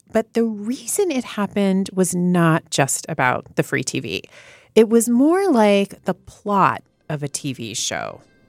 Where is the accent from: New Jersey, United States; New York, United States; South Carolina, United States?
New York, United States; as a New Yorker, I don't drive.